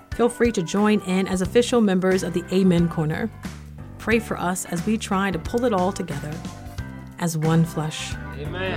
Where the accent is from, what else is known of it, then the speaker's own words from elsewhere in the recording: the South, United States; When I was growing up in the South